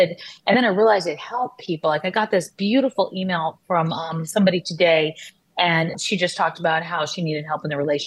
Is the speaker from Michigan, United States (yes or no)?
no; Texas, United States; I grew up in Texas